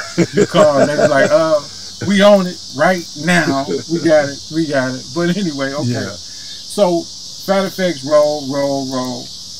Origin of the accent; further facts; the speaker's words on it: St. Louis, Missouri, United States; I'm from St. Louis.